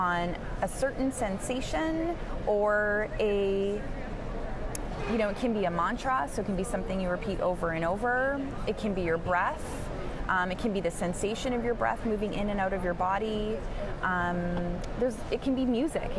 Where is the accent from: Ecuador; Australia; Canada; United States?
Canada; I'm Canadian